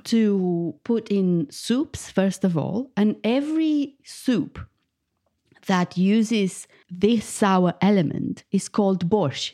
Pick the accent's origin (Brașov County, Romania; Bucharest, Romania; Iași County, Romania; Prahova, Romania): Bucharest, Romania; moved away as an adult; now in United Kingdom; I was born in Bucharest, the capital of Romania and I moved to the UK 15 years ago.